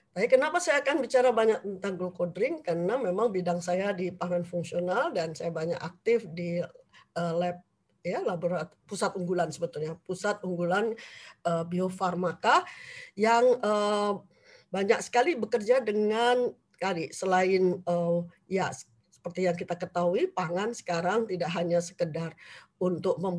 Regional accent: Semarang, Central Java, Indonesia; born there; Saya memang lahir di Jawa Tengah di Semarang, cuman memang dari kecil tidak pernah akrab dengan jamu ya.

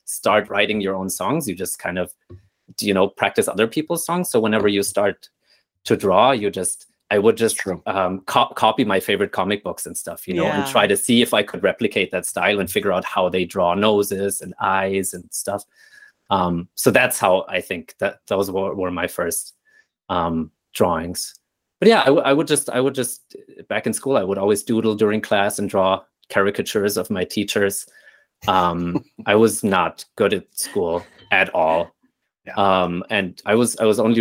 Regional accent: Nuremberg, Bavaria, Germany; moved away; I was born and raised in Nuremberg, Germany, which is this beautiful medieval city down south in the state of Bavaria

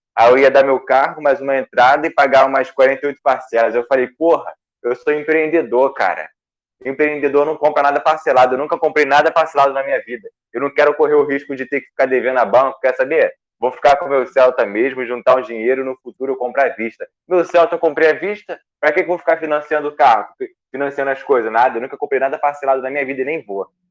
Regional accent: Rio de Janeiro, Brazil; accent: carioca; moved away as an adult; now in São Paulo, Brazil; tudo meu período aqui é carioca

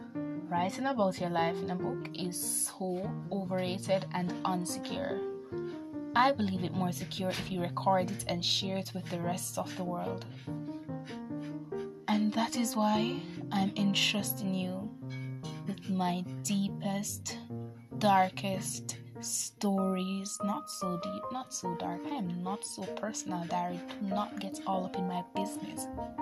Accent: Jamaica

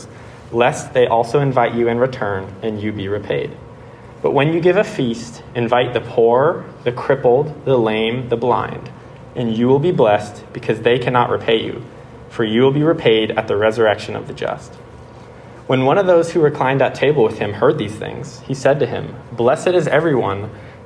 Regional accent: Bay Area, California, United States; I'm from the Bay Area, California

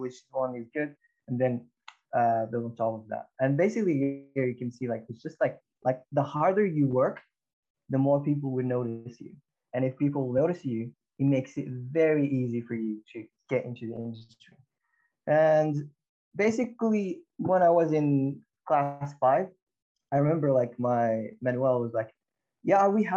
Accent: Morocco; moved away; I'm from Morocco.

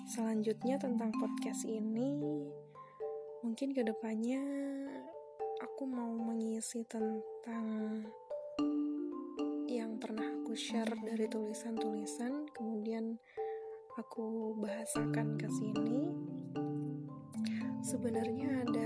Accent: Kebumen, Central Java, Indonesia; now in Surabaya, Indonesia; aku asli dari Kebumen kebetulan dari kuliah sampai sekarang di Surabaya

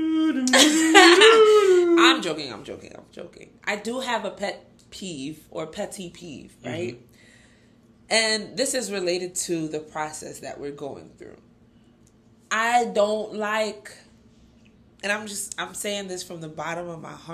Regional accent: Nigeria; as a Nigerian

